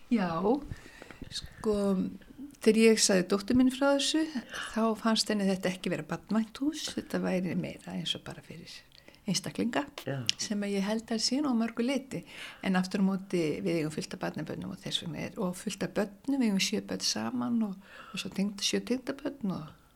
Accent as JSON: {"language": "Icelandic", "town": "Reykjavík", "region": "Capital Region", "country": "Iceland", "tie": "born or raised there", "said": "Ég er nú bara allstaðar úr Reykjavík. Ég er búið bara um alla Reykjavík þegar ég var bat sko og mitt, já, mínu uppeldi."}